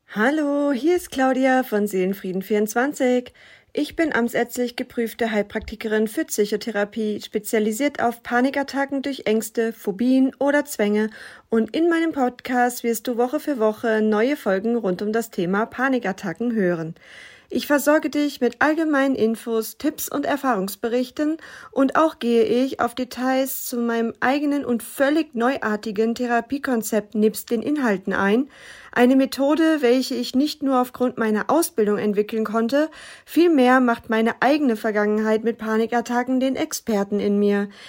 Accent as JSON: {"language": "German", "region": "North Rhine-Westphalia", "country": "Germany", "tie": "born or raised there", "said": "Aufgewachsen bin ich in Nordrhein-Westfalen"}